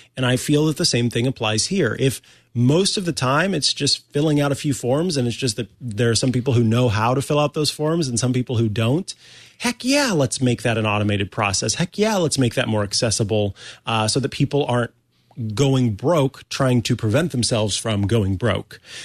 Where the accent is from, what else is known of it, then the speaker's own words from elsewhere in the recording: Missouri, United States; moved away; I'm from the Show Me State originally